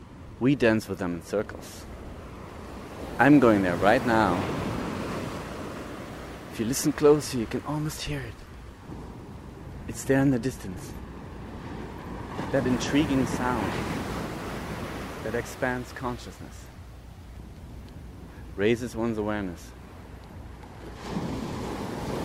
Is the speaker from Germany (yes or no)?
yes; East Germany, Germany; moved away; growing up in East Germany, we have been indoctrinated with communistic thought